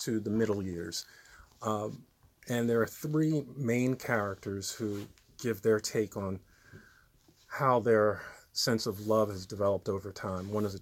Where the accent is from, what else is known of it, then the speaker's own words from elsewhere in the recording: Trenton, New Jersey, United States; also born or lived in New York; I was born in Trenton, New Jersey. Absolutely. So, yeah, I'm a lifelong resident.